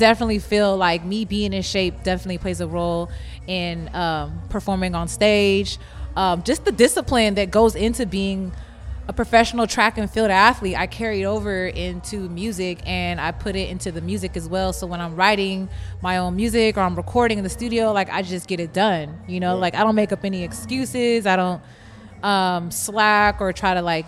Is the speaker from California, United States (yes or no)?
yes; Los Angeles, California, United States; now in Houston, United States; I'm from L.A. I'm from Cali.